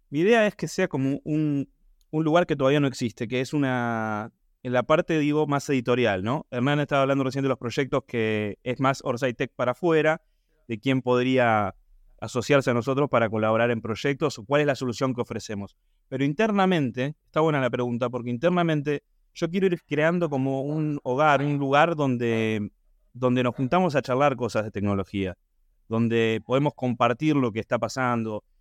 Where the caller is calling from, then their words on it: Buenos Aires, Argentina; Hola, ¿qué tal? Buen día … de Buenos Aires, productor asociado de los cinco proyectos de, audiovisuales.